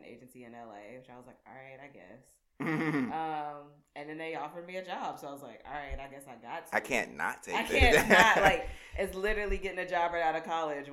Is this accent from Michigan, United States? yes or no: no; Beaumont, Texas, United States; now in Los Angeles, United States; Small town Texas, Beaumont, Texas, 409